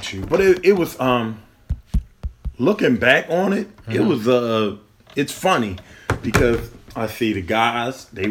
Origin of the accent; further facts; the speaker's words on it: Baltimore, Maryland, United States; growing up in Baltimore City, going to those schools, it was kind of rough